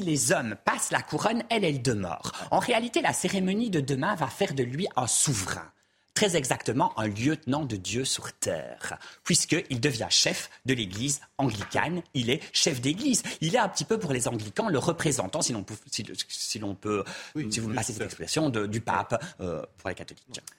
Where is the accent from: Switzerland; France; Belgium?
Belgium; now in United Kingdom; C'est pas mon pays, je suis belge